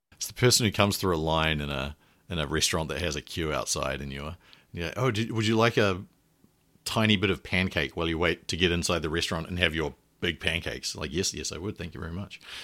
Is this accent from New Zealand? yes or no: yes; New Zealand; moved away; I'm a New Zealander and I went to or did all my undergraduate and previous education in New Zealand.